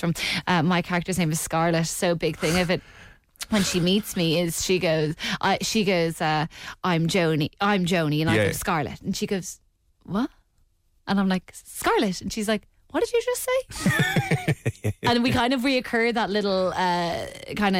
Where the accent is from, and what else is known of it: Dublin, Leinster, Ireland